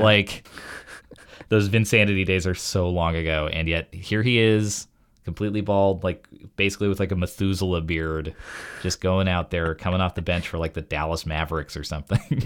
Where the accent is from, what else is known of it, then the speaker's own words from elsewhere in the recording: Canada; I was born in Canada